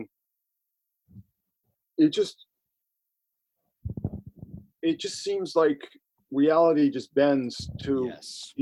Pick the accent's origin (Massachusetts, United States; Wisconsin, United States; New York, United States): Massachusetts, United States; Boston; we're from Boston and I'm old enough to remember when, like, you know, the Catholic Church was the law